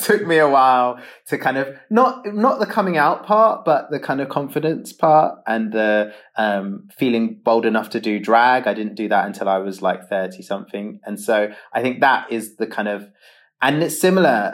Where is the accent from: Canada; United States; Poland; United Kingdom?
United Kingdom; London; I have been a mixed race gay teenager growing up in London